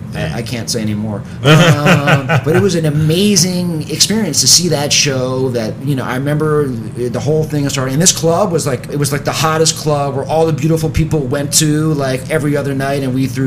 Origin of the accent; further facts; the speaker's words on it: New York City, New York, United States; Yup. So, you know, it was very neighborhoody, very bland, very kind of a boring part of New York City.